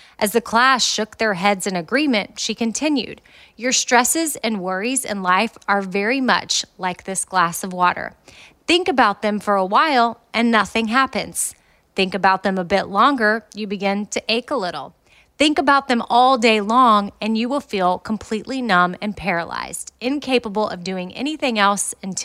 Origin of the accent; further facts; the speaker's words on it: Austin, Texas, United States; moved away as an adult; now in Nashville, United States; that's where Christy and I grew up.